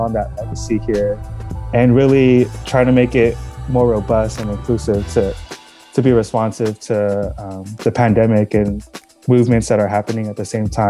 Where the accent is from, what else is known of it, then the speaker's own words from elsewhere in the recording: Stockton, California, United States; also born or lived in Daly City, California; I didn't know that there was something so deep here in the city that I grew up in or that I call my hometown.